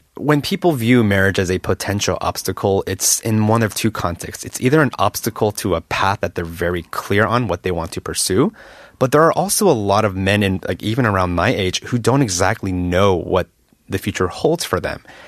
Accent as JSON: {"language": "English", "country": "United States", "moved": "as an adult", "lives_now": "Korea", "said": "I, as an American"}